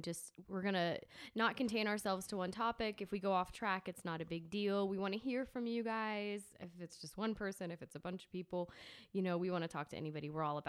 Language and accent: English; St. Cloud, Florida, United States; also born or lived in New York / Athens, Georgia; I'm from St. Cloud, Florida, a place you probably never heard of.